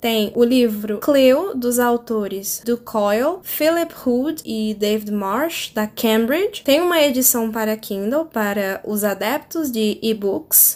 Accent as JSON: {"language": "Portuguese", "country": "Brazil", "first_language": "Portuguese"}